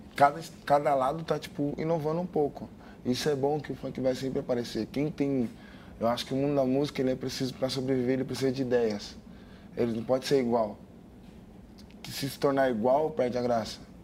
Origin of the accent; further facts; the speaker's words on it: Goianésia, Goiás, Brazil; Sinto orgulho e sempre vou mostrar para todo mundo de onde eu vim